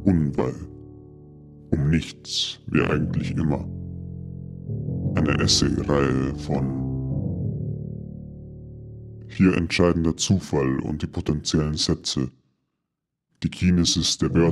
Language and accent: English; New Hampshire, United States; My mom is originally from Vermont, but I was born and raised in the Granite State.